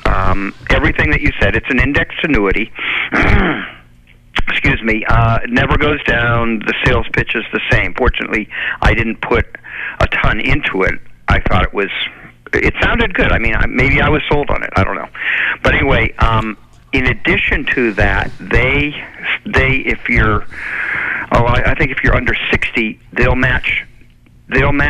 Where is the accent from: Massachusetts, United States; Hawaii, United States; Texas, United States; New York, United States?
Massachusetts, United States; Chelmsford; moved away as an adult; now in Marshfield, United States; I grew up in Chelmsford, and I live in Marshfield.